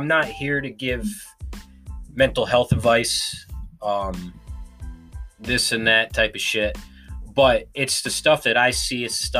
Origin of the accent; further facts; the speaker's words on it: United States; I'm still proud to be an American.